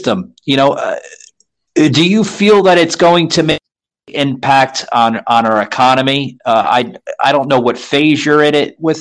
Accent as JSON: {"language": "English", "town": "New York City", "region": "New York", "country": "United States", "tie": "born or raised there", "moved": "yes", "said": "I grew up in the Lower East Side of Manhattan"}